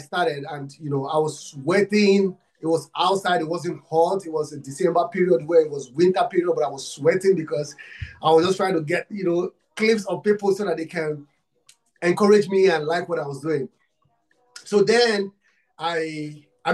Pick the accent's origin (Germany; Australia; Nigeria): Nigeria; I'm from Africa and Nigeria. I'm from Nigeria